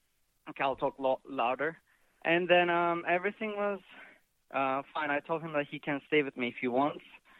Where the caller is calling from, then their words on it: Canada; So, I'm calling you from Canada.